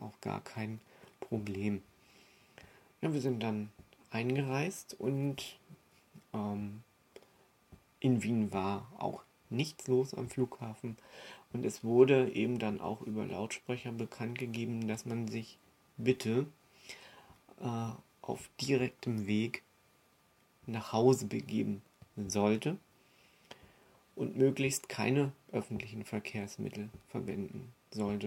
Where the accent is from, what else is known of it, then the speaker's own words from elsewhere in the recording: Germany; now in Austria; ich bin ja Deutscher